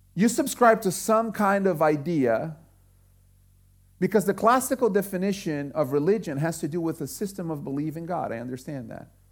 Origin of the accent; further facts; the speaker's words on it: Brazil; now in United States; I grew up in Brazil